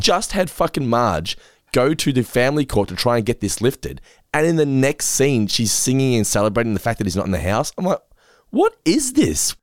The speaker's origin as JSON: {"language": "English", "town": "Geelong", "region": "Victoria", "country": "Australia", "said": "we're from Geelong"}